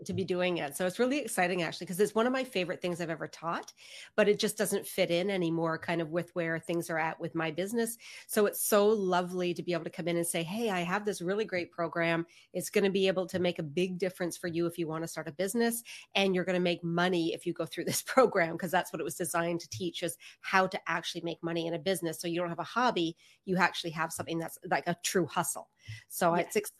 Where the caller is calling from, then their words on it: Canada; So yes. I'm saying hi from Canada.